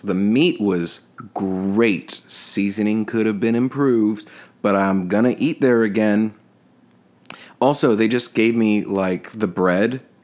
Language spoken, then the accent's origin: English; Texas, United States; now in New Orleans, United States; as a Texan in Texas, we have this thing called Tex Mex